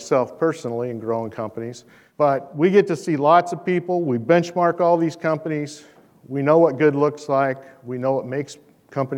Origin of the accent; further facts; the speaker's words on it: Shelby County, Iowa, United States; I'm really just a simple Iowa farm boy. I come from Shelby County, Iowa